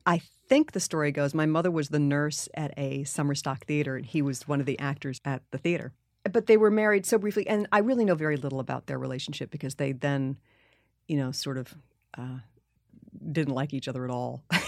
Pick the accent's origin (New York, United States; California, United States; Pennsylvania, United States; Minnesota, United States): New York, United States; New York City; growing up in New York City